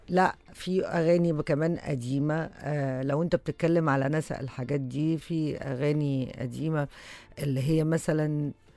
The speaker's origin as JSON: {"language": "Arabic", "country": "Egypt", "said": "إحنا كمصريين"}